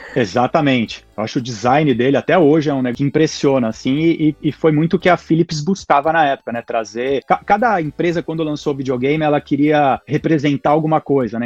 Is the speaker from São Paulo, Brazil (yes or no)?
yes; São Paulo, Brazil; moved away as an adult; now in Portland, United States; eu sou de São Paulo, sou paulista e paulistano, morei a vida inteira em São Paulo, sou lá do bairro da, da Pompeia, hoje moro em Portland, aqui no, no Oregon